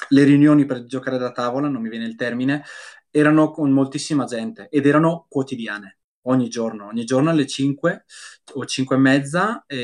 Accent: Brescia, Lombardy, Italy; se per esempio io sono di Brescia, ok?

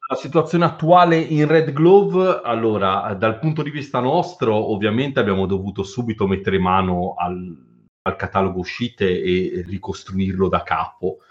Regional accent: Carrara, Tuscany, Italy; Io sono di Carrara

